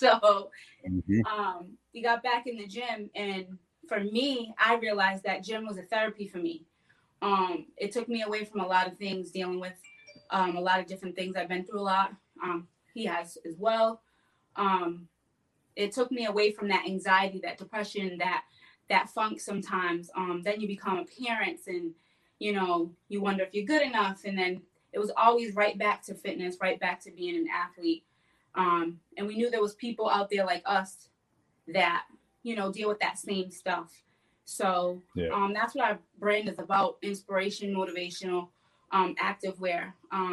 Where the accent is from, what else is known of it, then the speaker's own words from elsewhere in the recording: Bay Village, United States; growing up in Bay Village